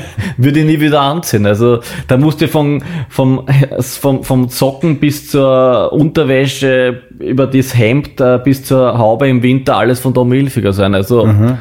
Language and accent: German; Baden, Lower Austria, Austria; in meiner Heimatstadt in Baden